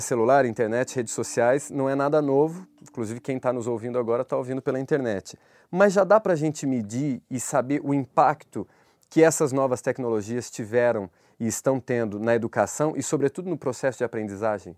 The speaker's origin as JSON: {"language": "Portuguese", "region": "Minas Gerais", "country": "Brazil", "tie": "born or raised there", "said": "quando eu era criança, me lembro em Minas Gerais"}